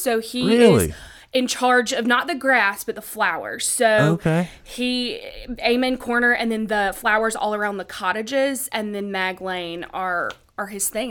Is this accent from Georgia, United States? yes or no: yes; Augusta, Georgia, United States; So being from Augusta, and my brother works out at the National, I grew up watching golf